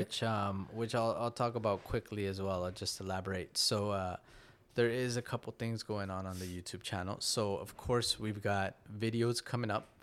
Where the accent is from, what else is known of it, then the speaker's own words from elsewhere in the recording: Canada; also born or lived in Nicaragua; here in Canada, as a Canadian Latino